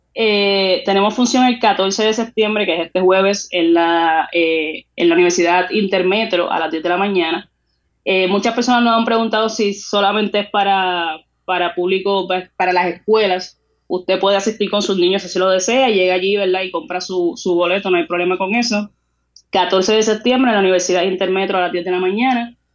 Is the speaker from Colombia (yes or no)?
no; Puerto Rico; lo que somos nosotros como puertorriqueños y nuestras raíces